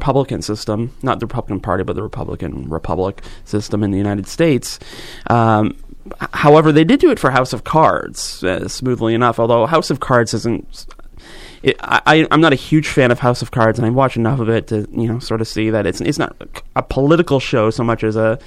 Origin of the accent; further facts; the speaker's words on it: Georgetown, Ontario, Canada; where I grew up in Georgetown